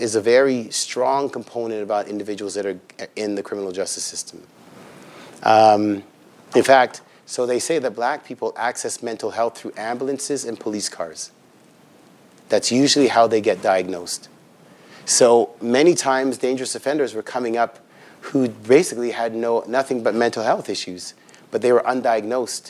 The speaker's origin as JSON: {"language": "English", "town": "Toronto", "region": "Ontario", "country": "Canada", "tie": "born or raised there", "also_born_or_lived": "Regent Park, Toronto / Scarborough, Toronto", "said": "I grew up in Ontario housing, so I know it's called something different now, but there is Ontario housing and Ontario housing units in Toronto"}